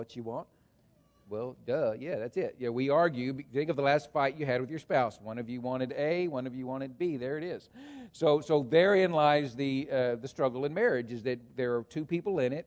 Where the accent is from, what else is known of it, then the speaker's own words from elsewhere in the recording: Texas, United States; moved away as an adult; now in Hamilton County, United States; I grew up in Texas. My dad was a farmer.